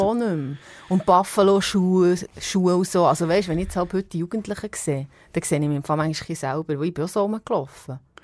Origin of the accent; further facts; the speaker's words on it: Epsach, Bern, Switzerland; ich komme aus dem Seeland aus Ebsach ursprünglich, das Bauernmädchen